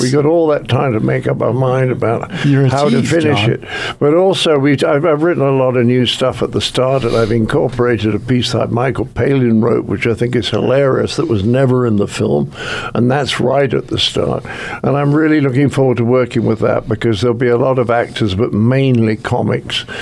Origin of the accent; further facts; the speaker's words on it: United Kingdom; I'm British